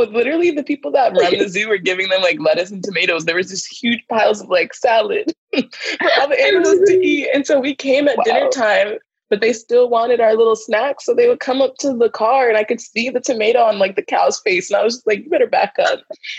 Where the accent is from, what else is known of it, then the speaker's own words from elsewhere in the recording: Northeast, United States; but I'm from the Northeast. Like if I drive 3 hours, I'm in a whole different state.